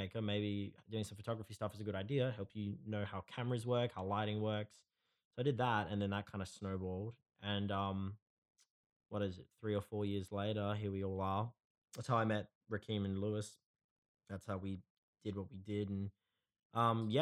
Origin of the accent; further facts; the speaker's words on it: Perth, Western Australia, Australia; I was born in Perth. I grew up here